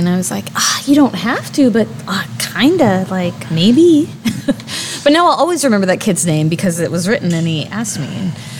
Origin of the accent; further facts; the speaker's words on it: Midwest, United States; moved away; We should note we're from the Midwest.